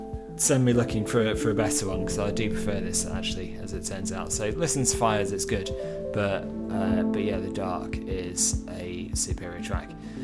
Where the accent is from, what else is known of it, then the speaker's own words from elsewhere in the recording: Manchester, North West England, United Kingdom; moved away; Manchester, my hometown. Love to get back up to Manchester and get back up north sometime soon.